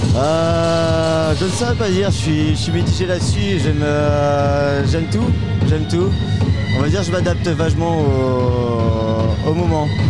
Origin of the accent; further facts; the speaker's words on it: Haut-Léon, Brittany, France; On vient du Haut-Léon tous, mais on est principalement basé sur Morlaix